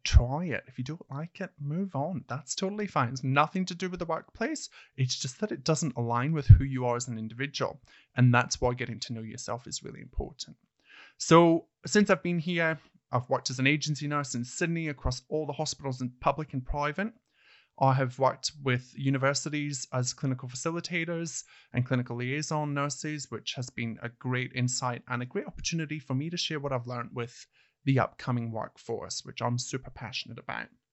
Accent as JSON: {"language": "English", "town": "Hawick", "region": "Scotland", "country": "United Kingdom", "tie": "born or raised there", "moved": "as an adult", "lives_now": "Australia", "said": "I actually started my nursing career back in a small town called Hoyk, which is my hometown, spelled H A W I C K."}